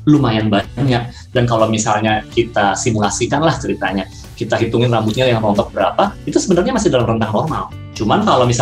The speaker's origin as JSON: {"language": "Indonesian", "region": "Jakarta", "country": "Indonesia", "tie": "born or raised there", "moved": "as an adult", "lives_now": "Balikpapan, Indonesia", "said": "aku kecilnya di Jakarta sih, tapi ketika udah lulus, aku kayak, aduh Jakarta terlalu macet dan membuatku kusut."}